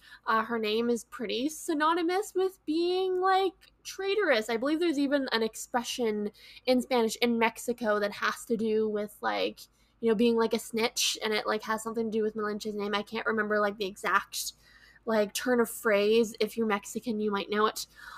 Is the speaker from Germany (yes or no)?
no; Scotland, United Kingdom; I'm Scottish, so that's really, really cool.